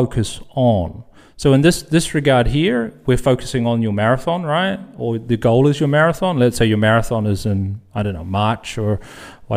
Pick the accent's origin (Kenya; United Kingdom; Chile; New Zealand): New Zealand; moved away as an adult; now in Netherlands; I'm from New Zealand and living in the Netherlands now for close to, 18 years or so